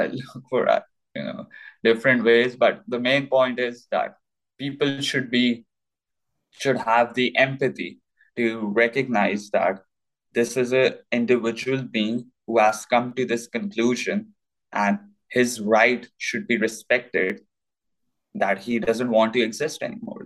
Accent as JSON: {"language": "English", "country": "Pakistan", "tie": "born or raised there", "said": "I was born in Pakistan"}